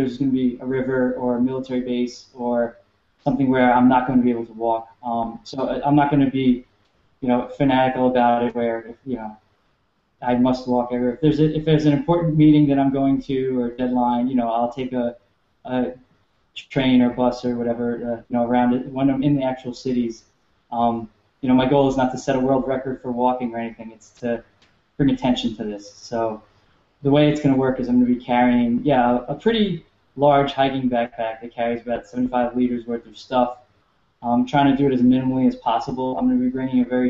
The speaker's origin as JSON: {"language": "English", "town": "New York City", "region": "New York", "country": "United States", "tie": "born or raised there", "also_born_or_lived": "Delaware / Southern California / Midwest", "moved": "as an adult", "said": "I was born and raised in New York City"}